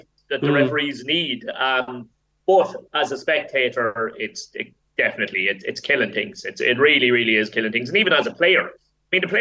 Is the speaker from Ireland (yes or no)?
yes; Ireland; as Irish people